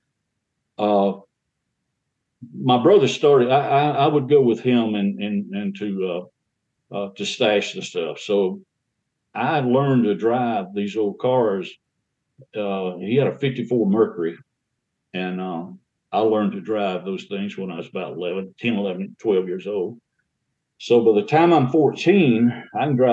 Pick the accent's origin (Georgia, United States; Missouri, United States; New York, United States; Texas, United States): Georgia, United States; Rome; I grew up in Floyd County, Rome, Georgia